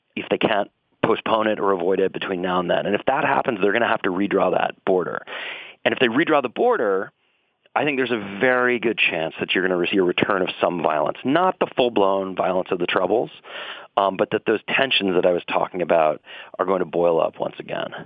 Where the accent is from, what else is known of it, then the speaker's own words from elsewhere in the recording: Boston, Massachusetts, United States; When I was growing up in Dorchester and Boston